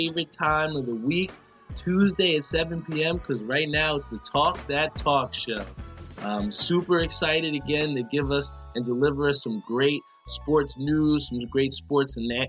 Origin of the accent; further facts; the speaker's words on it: Edison, New Jersey, United States; my hometown of Edison